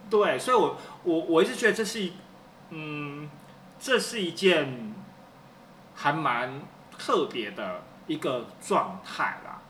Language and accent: Chinese; Taiwan; 我们台湾人普遍长辈会，习惯会，就是，比如说我们小时候犯错了，被打了